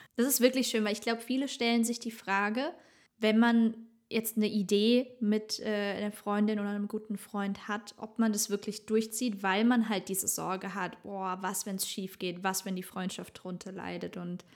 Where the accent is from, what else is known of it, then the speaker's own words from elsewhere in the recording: Germany; bei uns in Deutschland